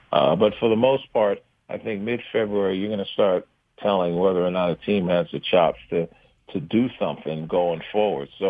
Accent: New York City, New York, United States; also born or lived in Brooklyn; I was born in Brooklyn. Um, you know, lived in Bed Stuy, East New York for a while, and then um, when my father got a city job, we moved to Queens

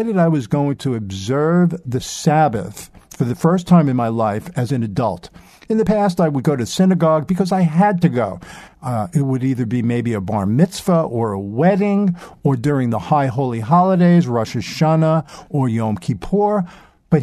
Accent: New York City, New York, United States; I grew up in Brooklyn, New York, during a very turbulent time in the 60s and 70s

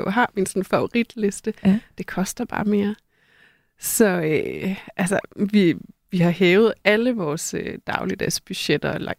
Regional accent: North Jutland, Denmark; Da jeg voksede op, jeg er fra Nordjylland og voksede op med øh, en øh, mor

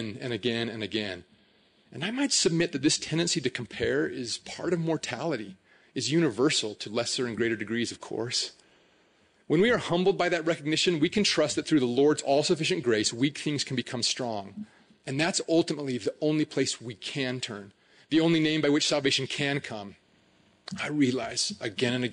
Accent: Hooper, Utah, United States; I grew up in Hooper

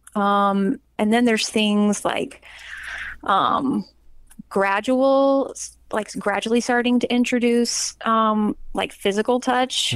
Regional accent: Charlotte, North Carolina, United States; moved away; grew up in Charlotte and was a very frequent church grower with my family, um, basically until I moved um, away

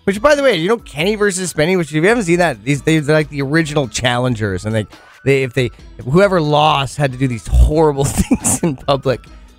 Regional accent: Penticton, British Columbia, Canada; So that sucks for my hometown.

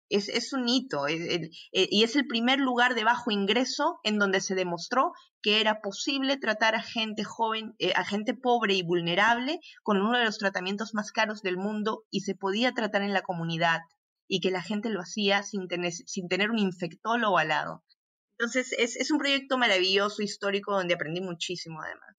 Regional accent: Arequipa, Peru; moved away as an adult; also born or lived in Rio de Janeiro, Brazil / Democratic Republic of the Congo; now in Belgium; estudié en, Arequipa, yo soy de Arequipa, soy provinciana

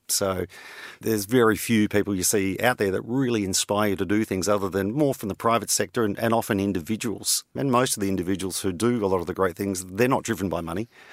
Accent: Australia; also born or lived in London; being an Australian

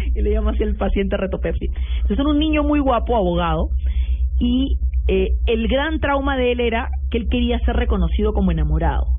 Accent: Peru

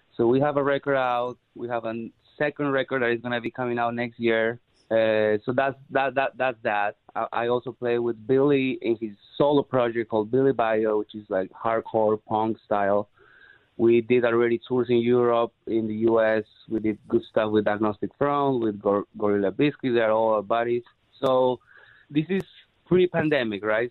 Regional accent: Peru; moved away as an adult; now in Los Angeles, United States; I'm originally from Peru.

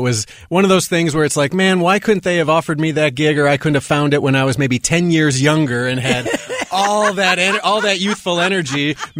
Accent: Milwaukee, Wisconsin, United States; But yeah, born and raised in Milwaukee, Wisconsin.

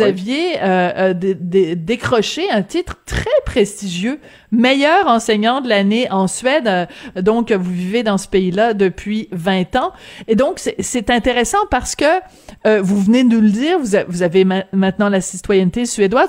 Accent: Quebec, Canada; chez nous au Québec

